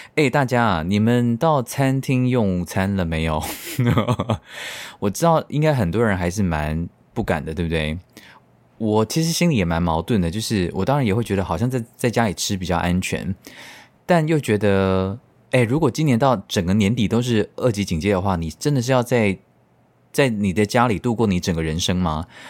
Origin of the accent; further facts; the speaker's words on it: Tainan, Taiwan; 你知道我们台南人就是非常的怕死